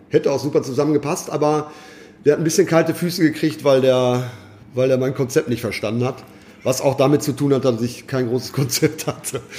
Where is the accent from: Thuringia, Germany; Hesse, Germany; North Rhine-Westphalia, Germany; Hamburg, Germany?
North Rhine-Westphalia, Germany; Ruhr area; moved away as an adult; Aufgewachsen und geboren im Ruhrgebiet? Richtig, richtig. Wo? Am alten Schiffshebewerk. Ich sage immer altes Schiffshebewerk, weil das ist so ein Dreiländereck. Kastrop, Datteln, Waltrop